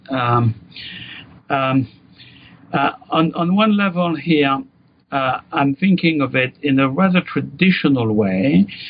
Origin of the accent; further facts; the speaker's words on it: France; moved away as an adult; now in United States; grew up in France